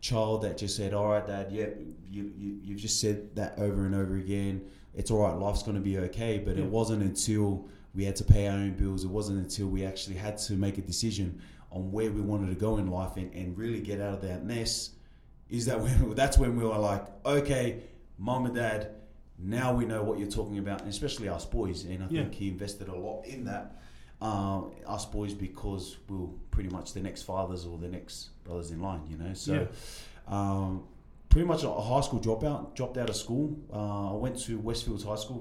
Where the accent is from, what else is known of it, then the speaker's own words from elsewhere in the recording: Sydney, New South Wales, Australia; now in Utah County, United States; Born and raised in Sydney, Australia